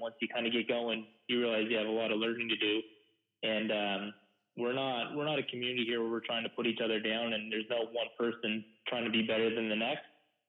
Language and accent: English; Newcastle, New Brunswick, Canada; also born or lived in Moncton, New Brunswick; I was born in Newcastle, New Brunswick, where me and you first met playing mosquito ball together. So, you know, I grew up just playing in the Newcastle and Chatham minor ball systems from mosquito to junior.